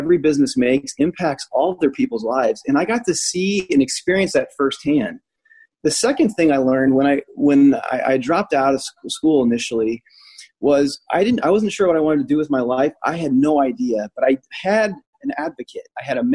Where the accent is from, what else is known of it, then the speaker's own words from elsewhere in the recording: United States; moved away; also born or lived in Indianapolis, Indiana; I grew up 45 minutes outside of Chicago